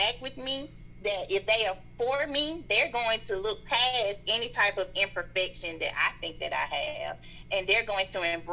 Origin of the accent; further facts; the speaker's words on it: the South, United States; accent: strong Southern; my strong Southern accent.